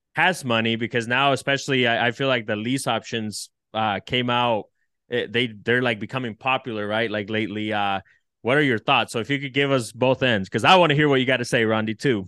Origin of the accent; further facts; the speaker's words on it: El Salvador; now in United States; I come from El Salvador and dirt poor